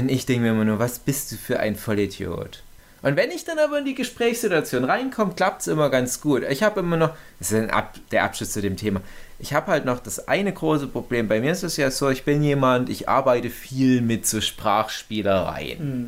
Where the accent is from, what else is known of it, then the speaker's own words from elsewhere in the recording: Erzgebirge, Saxony, Germany; accent: Erzgebirgisch; meinem komischen erzgebirgischen Dialekt